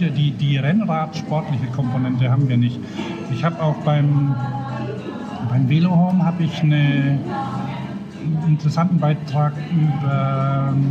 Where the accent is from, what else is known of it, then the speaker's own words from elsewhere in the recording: Upper Franconia, Bavaria, Germany; also born or lived in Nuremberg; Ich komme ja aus Oberfranken